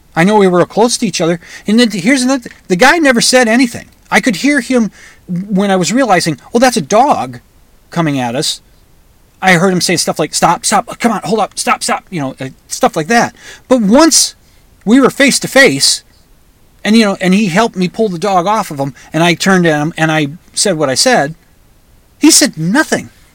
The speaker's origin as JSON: {"language": "English", "country": "United States", "said": "being an American"}